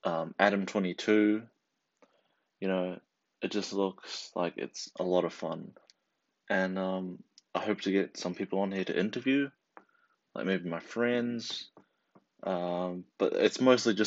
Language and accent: English; New Zealand; I'm from New Zealand, and right now, I'm in high school, what we call college